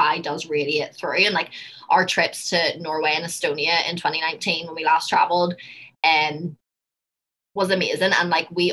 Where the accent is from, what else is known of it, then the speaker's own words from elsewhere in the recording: Belfast, Northern Ireland, United Kingdom; accent: Belfast; moved away as an adult; now in United States; my Belfast accent